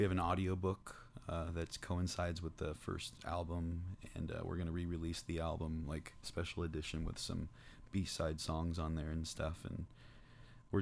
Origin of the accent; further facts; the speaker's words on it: Rocklin, California, United States; also born or lived in Placerville / Sacramento; now in Folsom, United States; I was born in Placerville and then moved to Sacramento. Was raised in Rocklin and now I'm in Folsom